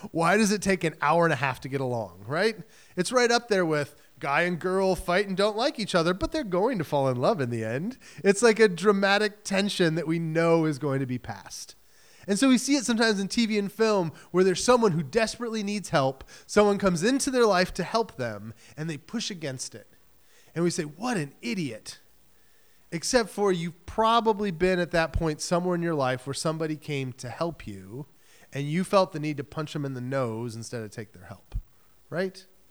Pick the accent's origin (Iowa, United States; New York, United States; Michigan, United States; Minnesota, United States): Michigan, United States; now in New England, United States; I grew up in Michigan